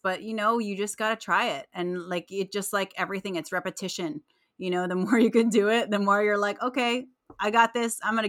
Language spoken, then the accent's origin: English; Philippines; I don't know what it is about being Filipino, but there's something that you just love about it. And you know, I think growing up, I didn't embrace it as much as I do now.